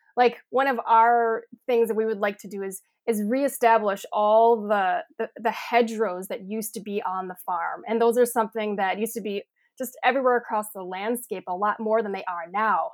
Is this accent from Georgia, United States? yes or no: no; Sheboygan County, Wisconsin, United States; So we're in Sheboygan County, so over kinda close to Lake Michigan. And yes, this is the farm that I grew up on.